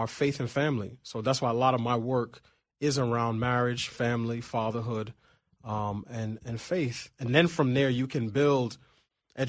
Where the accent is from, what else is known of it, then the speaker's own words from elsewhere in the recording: New York City, New York, United States; now in Washington, D.C., United States; I grew up in Queens, and I don't know anybody who had a longer commute than I had